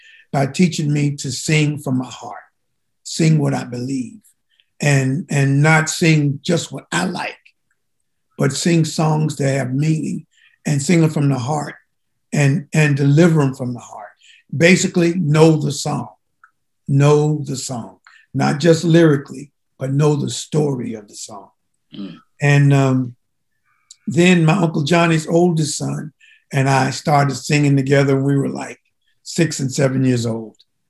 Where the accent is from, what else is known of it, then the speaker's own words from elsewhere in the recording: Henderson, North Carolina, United States; I am originally from Henderson, North Carolina